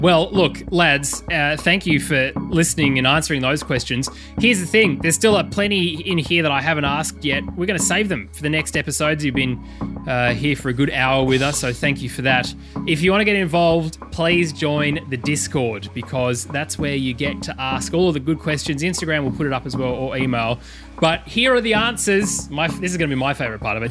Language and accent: English; McLaren Vale, South Australia, Australia; also born or lived in Adelaide; now in Melbourne, Australia; I was born in McLaren Vale.